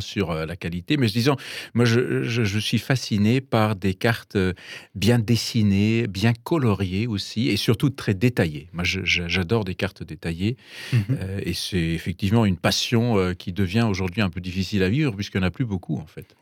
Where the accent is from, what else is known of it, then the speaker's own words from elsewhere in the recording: Bavaria, Germany; French is a second language; moved away as an adult; also born or lived in Paris, France / Munich / New York; now in France; Je, suis donc d'origine allemande, j'ai grandi en Bavière